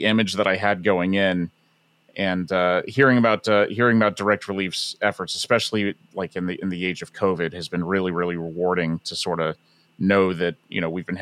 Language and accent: English; Florida, United States; now in Seattle, United States; I grew up not in Seattle. I grew up in Florida